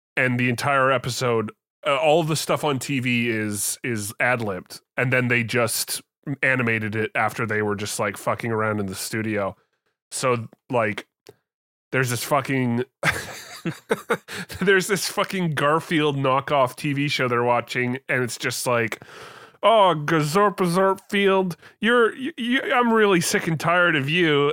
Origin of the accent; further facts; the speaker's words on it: Canada; I'm a Canadian.